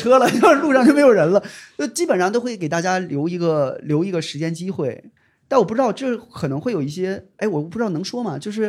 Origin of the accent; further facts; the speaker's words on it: Northeast China, China; 就是我老家我都很很难想象，就是他们上班到底是怎么上的啊？亦或是我老家因为在东北嘛啊，你也知道可能没什么班儿了已经，